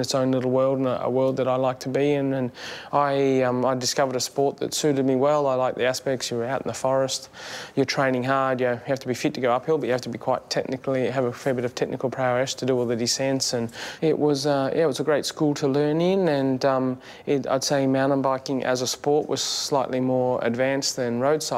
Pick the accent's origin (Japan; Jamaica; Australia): Australia; as an Australian athlete